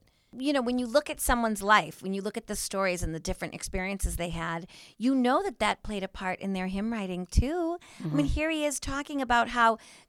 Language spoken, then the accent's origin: English; Andover, Massachusetts, United States; So I live in Andover, and we have Phillips Academy Andover.